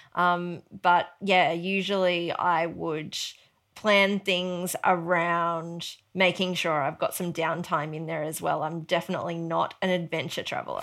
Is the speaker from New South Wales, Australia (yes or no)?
no; Mount Isa, Queensland, Australia; now in Sunshine Coast, Australia; growing up in Mount Isa